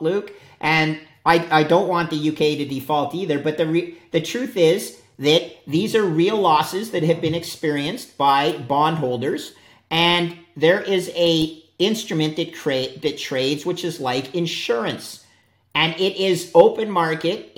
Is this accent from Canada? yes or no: yes; Canada; also born or lived in upstate New York; I'm a Canadian.